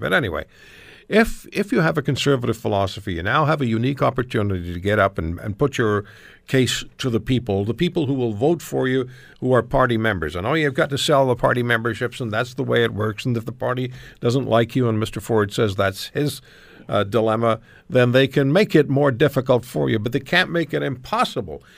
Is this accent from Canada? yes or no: yes; Canada; just as one Canadian